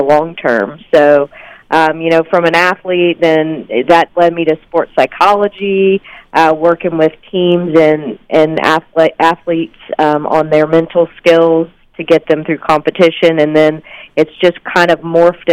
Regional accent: the South, United States; I grew up in the South, too, and my mom made buttermilk biscuits every morning for breakfast

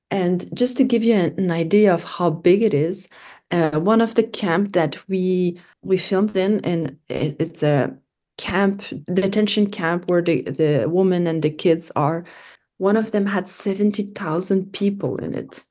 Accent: Canada; I was from Canada.

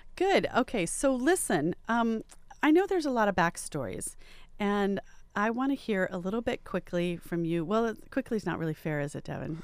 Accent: Riverside, California, United States; growing up where I did in Riverside

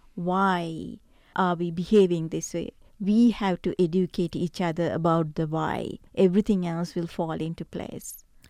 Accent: Sri Lanka; now in Ridgecrest, United States; I come from Sri Lanka, eh, originally

